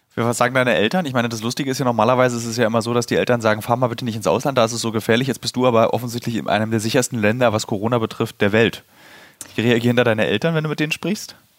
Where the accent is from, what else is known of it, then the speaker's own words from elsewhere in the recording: Germany; für uns als Deutsche